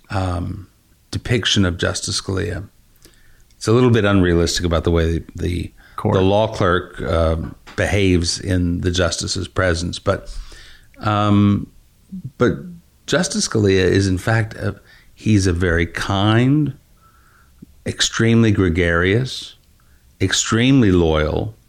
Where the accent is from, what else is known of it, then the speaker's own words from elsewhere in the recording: West Texas, United States; I grew up in West Texas and I grew up in an area in which there's a very strong regional dialect.